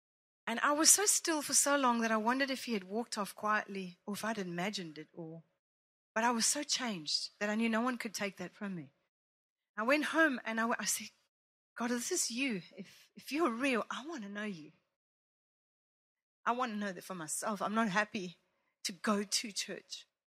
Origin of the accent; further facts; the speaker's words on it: Italy; I grew up in Italy watching my mother play for the Roman dance school, the company, whatever.